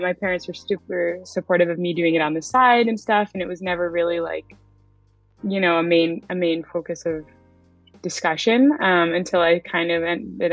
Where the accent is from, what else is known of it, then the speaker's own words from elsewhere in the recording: Franklin, Massachusetts, United States; I've always lived in Mass. I was in Western Mass for a little bit, and then we moved to Franklin when I was younger